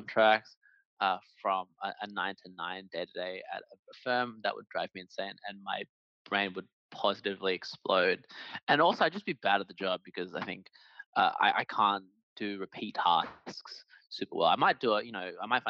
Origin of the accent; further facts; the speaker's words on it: Australia; I'm Chinese Australian